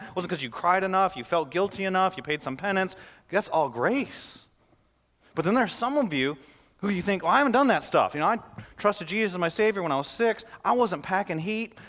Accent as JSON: {"language": "English", "town": "Flint", "region": "Michigan", "country": "United States", "said": "I'm from Flint, Michigan"}